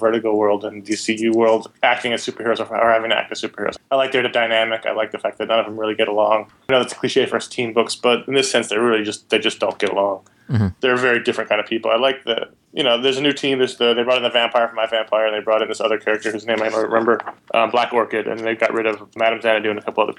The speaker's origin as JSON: {"language": "English", "town": "New York City", "region": "New York", "country": "United States", "tie": "born or raised there", "said": "I grew up in New York City"}